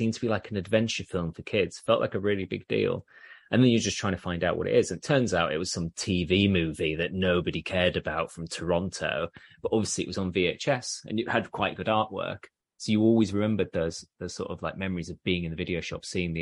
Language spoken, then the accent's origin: English; Leeds, Yorkshire and the Humber, United Kingdom; I'm from Leeds and York's only a hop, skip and a jump away.